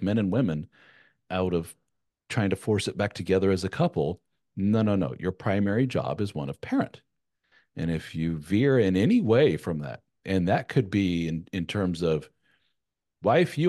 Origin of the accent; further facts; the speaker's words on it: Germany; moved away; Having grown up in a European, my mother being from Spain, I was born in Germany, and my wife's from Germany